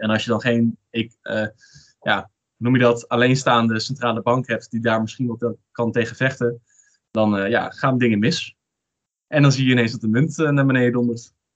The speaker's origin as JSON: {"language": "Dutch", "country": "Netherlands", "said": "ons als Nederlander"}